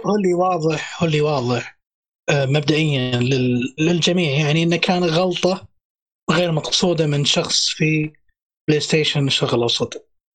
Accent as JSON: {"language": "Arabic", "country": "Saudi Arabia", "said": "عندنا في السعوديه"}